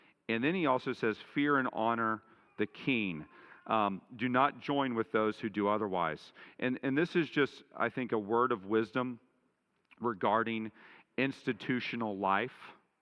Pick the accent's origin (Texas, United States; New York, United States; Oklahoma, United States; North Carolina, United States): Texas, United States; Dallas; I grew up in Dallas in the shadow of W.A. Criswell